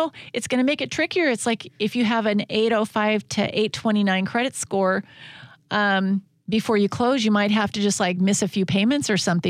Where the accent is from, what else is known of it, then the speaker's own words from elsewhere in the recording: Washington, United States; And we're from Washington State.